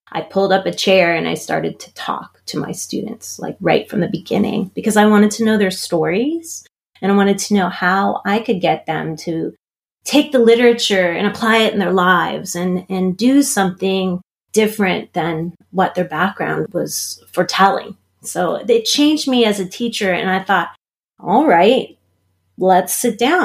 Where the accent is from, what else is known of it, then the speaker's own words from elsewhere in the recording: Pittsburgh, Pennsylvania, United States; moved away; also born or lived in Maryland; I grew up in Pittsburgh, Pennsylvania, so I am American.